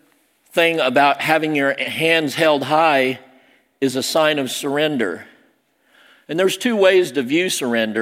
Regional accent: Southern Illinois, United States; also born or lived in Seoul, South Korea; I was adopted, raised by rednecks in Southern Illinois. I was adopted from Seoul, Korea, South Korea

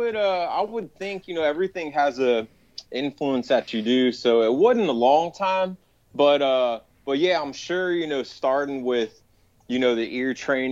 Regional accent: Nashville, Tennessee, United States; also born or lived in Michigan; I was born up in Michigan, but I grew up here in Tennessee around Nashville.

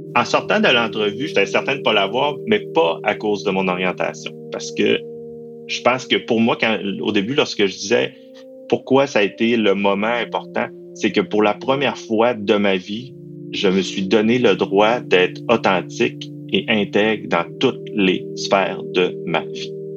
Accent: Quebec, Canada; accent: Saguenay-Lac-Saint-Jean; j'ai un accent du Saguenay-Lac-Saint-Jean

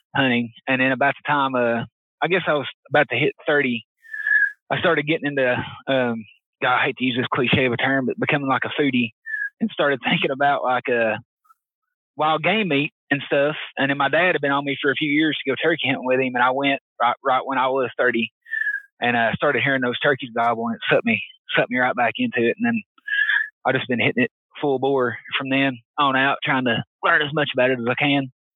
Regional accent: Knoxville, Tennessee, United States; East Tennessee native. I was born and raised around Knoxville.

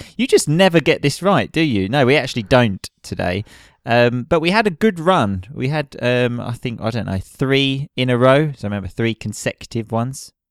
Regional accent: United Kingdom; now in Italy; we come from Britain

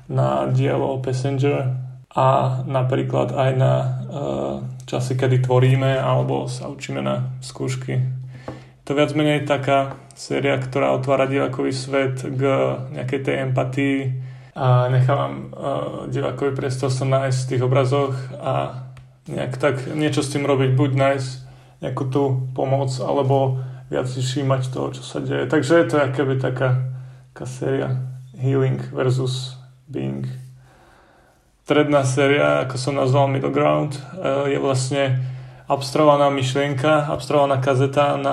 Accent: Dobroč, Banská Bystrica Region, Slovakia; Pochádzam vlastne z Dobroči, čo je taká malá dedinka medzi Lúčencom a Detvou, obklopená takými horami a všetkými sladkými vecami.

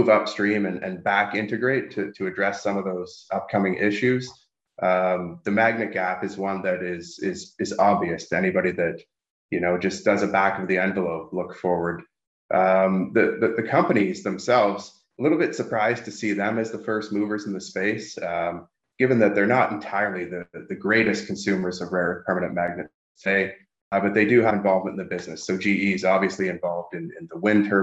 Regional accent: Sudbury, Ontario, Canada; now in Toronto, Canada; I'm based in the Toronto area, close to my hometown of Sudbury, Ontario, which is a major nickel mining

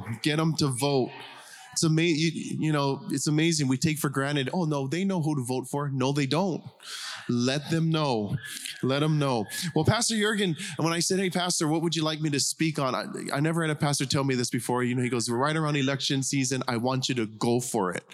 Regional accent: Big Island of Hawaii, United States; We're from Hawaii, pastor church called Arise Church on the Big Island of Hawaii. We're just country folk.

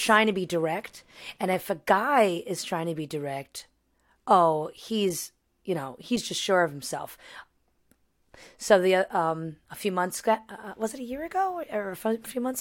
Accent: New York, United States; I'm from New York

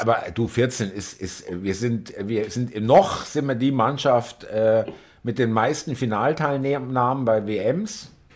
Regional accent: Munich, Bavaria, Germany; ich komme aus München

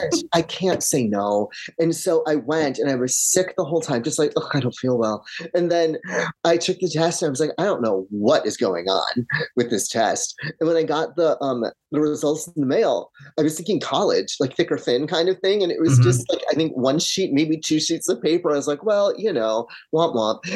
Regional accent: Michigan, United States; now in Los Angeles, United States; I grew up in Michigan. Small town, dirt road

